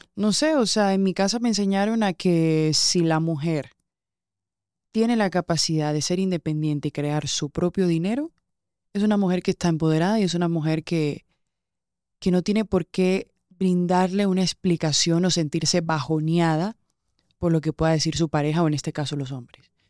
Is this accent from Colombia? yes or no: yes; Colombian Caribbean coast, Colombia; Yo soy muy colombiana, soy costeña